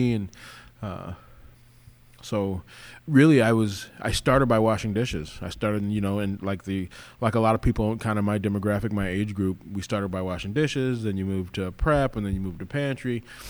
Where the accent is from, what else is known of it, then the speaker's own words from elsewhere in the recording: Arizona, United States; also born or lived in Los Angeles, California; I was born in LA. I was raised in Arizona. I call myself kind of an Arizona boy. So, a lot of my formative years were in Arizona.